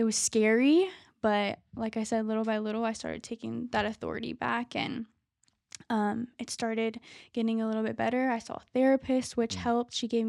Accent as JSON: {"language": "English", "town": "Tampa", "region": "Florida", "country": "United States", "tie": "born or raised there", "said": "Tampa, Florida."}